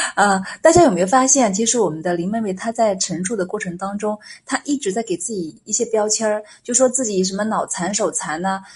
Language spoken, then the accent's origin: Chinese; China; 我们中国人的通病和谦虚